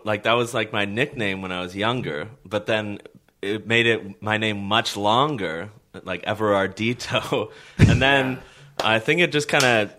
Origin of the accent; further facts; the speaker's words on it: Kitchener, Ontario, Canada; I was born in Kitchener, Ontario.